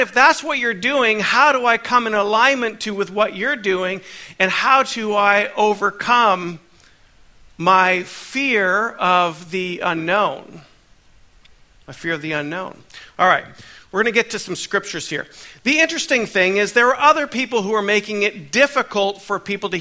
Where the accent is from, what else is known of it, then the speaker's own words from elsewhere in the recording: Canada; now in United States; I'm a Canadian, born in Canada, but now I carry a dual citizenship